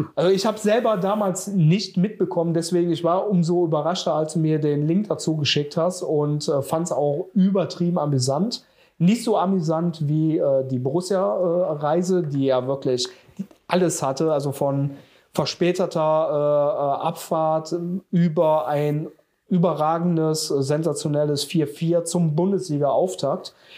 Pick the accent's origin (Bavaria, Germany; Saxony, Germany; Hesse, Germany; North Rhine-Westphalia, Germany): North Rhine-Westphalia, Germany; Jüchen; habe damals ja noch äh, in meinem Heimatort in Jüschen gewohnt